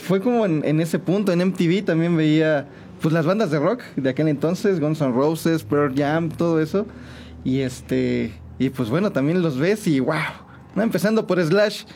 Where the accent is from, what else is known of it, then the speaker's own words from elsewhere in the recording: San Juan del Río, Querétaro, Mexico; also born or lived in Mexico City; yo nací en Santiago de Querétaro, pero toda mi familia y toda la vida me la he pasado aquí en San Juan del Río, que este es, mi pueblo, mi, mi pueblo natal, mi ranchito